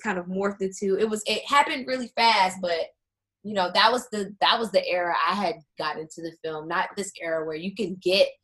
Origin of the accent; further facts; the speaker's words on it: South Carolina, United States; moved away as an adult; also born or lived in Florida; now in Washington, D.C. area, United States; I'm from South Carolina